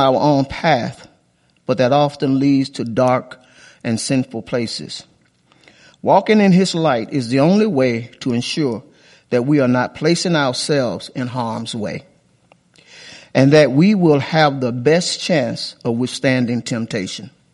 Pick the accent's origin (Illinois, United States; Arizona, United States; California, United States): Illinois, United States; Chicago; moved away; when I was a little kid growing up in Sh, on the south side of Chicago